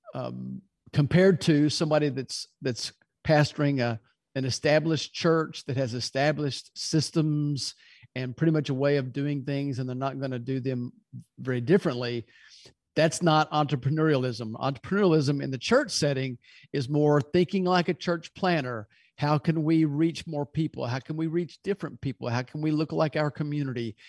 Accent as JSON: {"language": "English", "town": "Louisville", "region": "Kentucky", "country": "United States", "moved": "yes", "lives_now": "Birmingham, United States", "said": "originally I'm from Louisville, Kentucky, and we live in Birmingham now"}